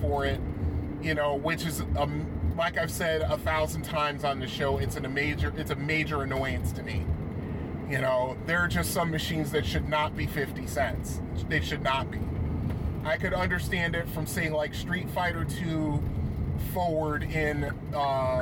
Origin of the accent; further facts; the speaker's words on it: Connecticut, United States; growing up in Connecticut